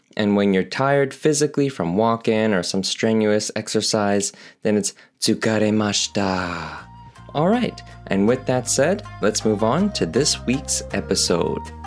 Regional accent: Canada; as I'm Canadian, totem poles are a thing here

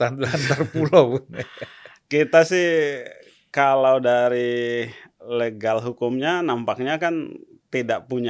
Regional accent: Sulawesi, Indonesia; also born or lived in Maluku; Ya karena saya lahir di Maluku, saya kemudian mengalami masa remaja di Sulawesi.

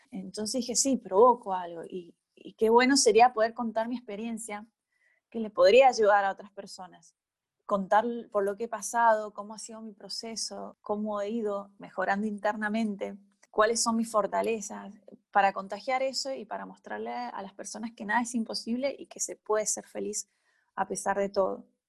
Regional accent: Malargüe, Mendoza, Argentina; moved away as an adult; now in Mendoza, Argentina; yo soy de Malargüe y me vine a estudiar a la universidad

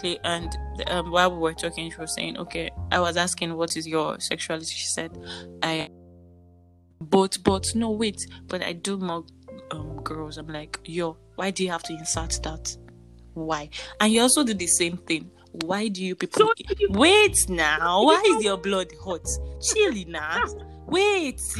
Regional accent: Yorubaland, Nigeria; accent: Yoruba; my Yoruba accent

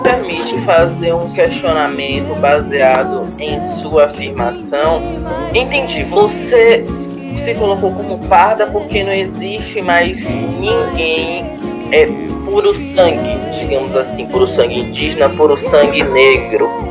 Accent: Brazil; Falando como brasileiro

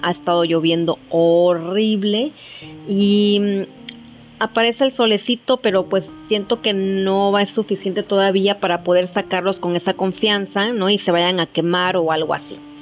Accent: Mexico; como mexicanos tengamos esta cultura

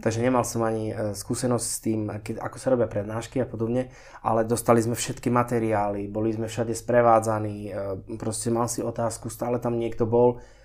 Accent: Slovakia; born or raised there; moved away as an adult; also born or lived in Switzerland

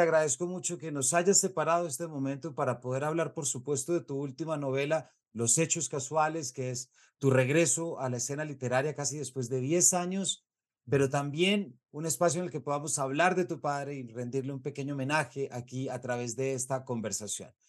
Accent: Colombia; nosotros como colombianos

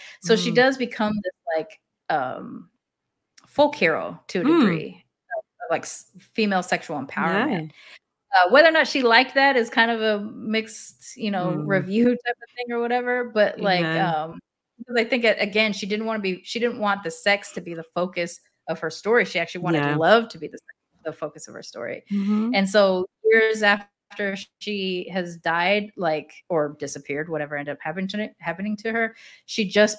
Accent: Japan; even though I grew up in Japan.

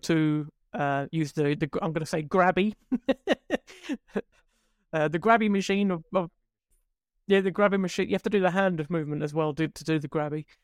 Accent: Scotland, United Kingdom; moved away; also born or lived in South West England; Where I grew up in Scotland

